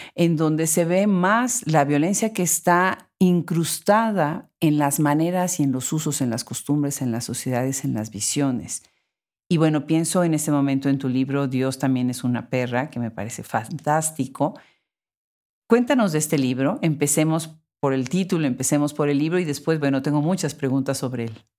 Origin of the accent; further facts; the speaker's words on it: Puebla, Mexico; also born or lived in Austin, Texas; Puebla, la ciudad de donde soy